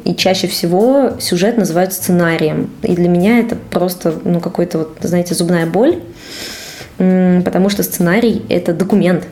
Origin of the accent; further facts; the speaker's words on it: Cheboksary, Chuvashia, Russia; moved away as an adult; also born or lived in Saint Petersburg; now in Moscow, Russia; Я уехала из своего родного города Чебоксаров в Петербург.